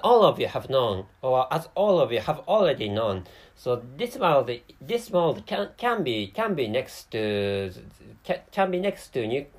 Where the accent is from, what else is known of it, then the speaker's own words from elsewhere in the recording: Japan; first language Japanese; English is a second language; sometimes I make many mistakes when speaking English. So, and of course, to start with, by the way, my mother tongue is Japanese.